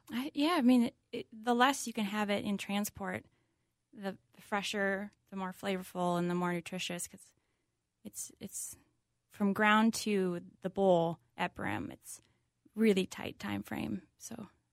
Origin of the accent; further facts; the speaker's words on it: Hopkins, Minnesota, United States; I grew up family in Hopkins